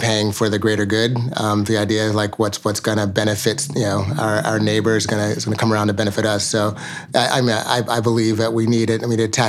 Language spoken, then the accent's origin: English; New York City, New York, United States; We grew up in the East Village.